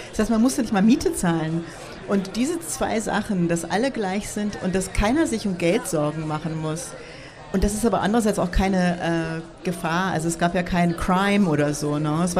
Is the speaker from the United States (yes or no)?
yes; United States; now in Berlin, Germany; ich bin 87 äh, nach Berlin gekommen als Amerikanerin